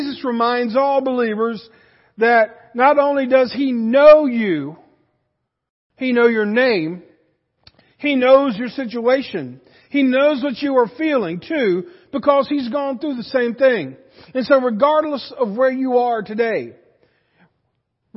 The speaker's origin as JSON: {"language": "English", "country": "United States", "said": "as an American"}